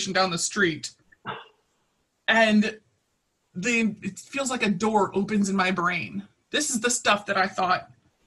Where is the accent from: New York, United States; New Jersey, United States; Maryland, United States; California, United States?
Maryland, United States; Baltimore; as a kid, I grew up in Baltimore City, in North Baltimore